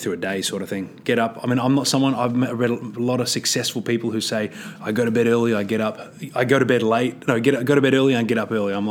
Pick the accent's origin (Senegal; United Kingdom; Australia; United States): Australia; I'm from Australia